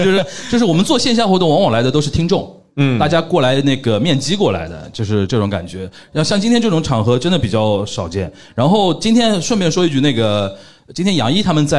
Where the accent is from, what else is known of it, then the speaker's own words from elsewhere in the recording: Shanghai, China; 我们上海人